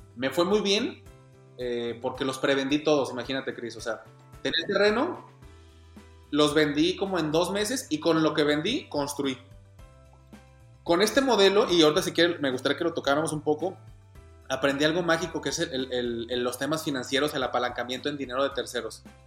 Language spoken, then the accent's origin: Spanish; Guadalajara, Jalisco, Mexico; Soy de Guadalajara, Jalisco, en México